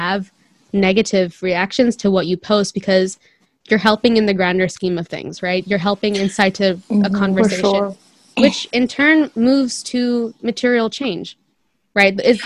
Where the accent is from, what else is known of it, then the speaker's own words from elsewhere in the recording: India; I'm a Christian minority in India.